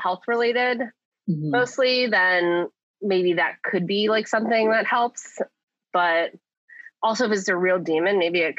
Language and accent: English; Kennett Square, Pennsylvania, United States; because there's a ice cream place in, like, my hometown Kennett Square called Michoacana.